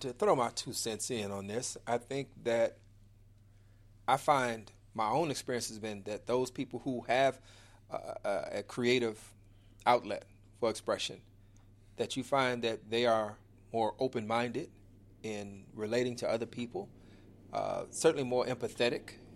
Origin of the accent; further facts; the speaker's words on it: Chicago, Illinois, United States; the wonderful city of Chicago, Illinois, my hometown. Uh, Inglewood, born and raised